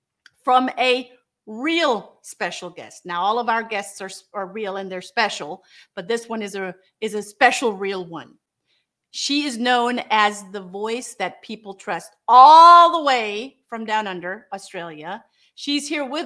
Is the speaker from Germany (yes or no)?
yes; Germany; now in United States; I'm here in the United States, and I'm originally from Germany